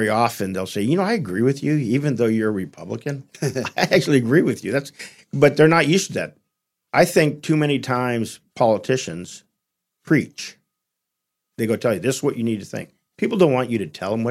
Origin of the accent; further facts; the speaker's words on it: California, United States; born and raised in California